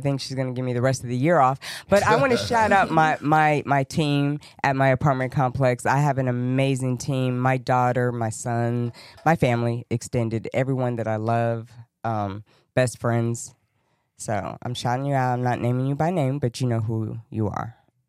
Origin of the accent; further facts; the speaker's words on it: New Zealand; That's me. I'm Kiwi. So people have a tendency to judge me by my cover.